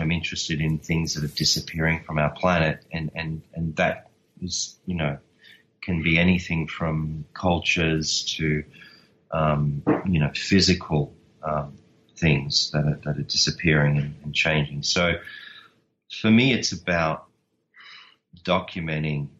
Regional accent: Australia; I'm Australian

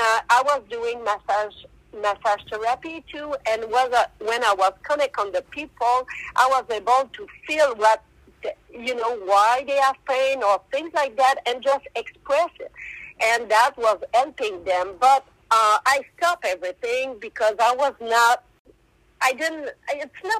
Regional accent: Quebec, Canada; first language French; English is a second language; I speak more French, so I'm from Quebec, Canada, and in Quebec we speak more French than English, so that's why I have that big accent

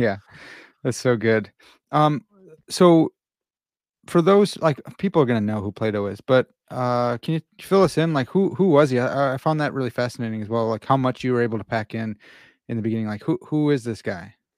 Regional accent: Midwest, United States; I'm from the Midwest

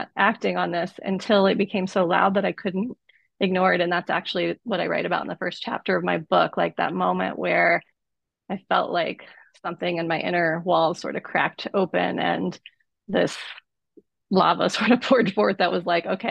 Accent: Southeast, United States; I was born in 75 in the Southeast. So I was growing up in the 80s and 90s, and it's like, it was a pretty homophobic and conservative environment where I grew up.

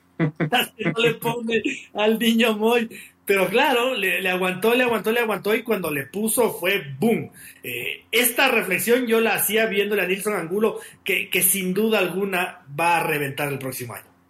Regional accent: Ecuador; yo como ecuatoriano, como periodista ecuatoriano

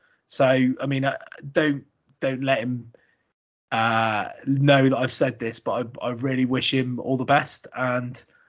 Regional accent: Australia

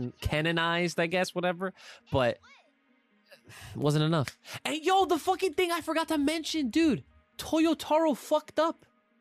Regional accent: Australia; Also, I would like to confirm, I say Brekkie because I am Australian, not because I'm cute.

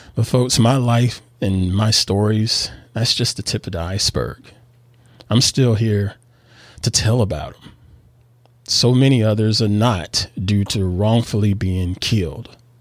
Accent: the South, United States; moved away as an adult; now in Northern California, United States; I was born and reared in the South here in the U S.

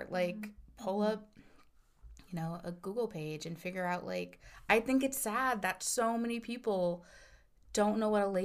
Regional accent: Midwest, United States; and I'm from the Midwest, so I don't get cold like all the time over here in Northern California.

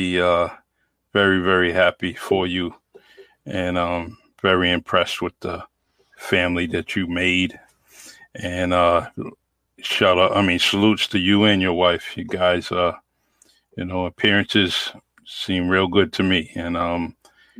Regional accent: New Bedford, Massachusetts, United States; some of the most inspirational people in my life have come from my hometown.

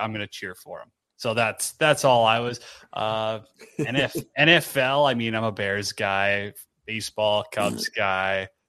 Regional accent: Canada; being a Canadian

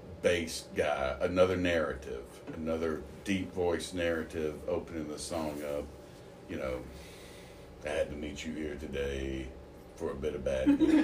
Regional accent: Athens, Georgia, United States; moved away; I grew up in Athens, Georgia

